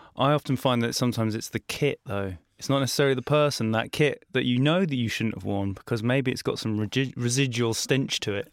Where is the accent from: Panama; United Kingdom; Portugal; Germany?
United Kingdom; the British man in me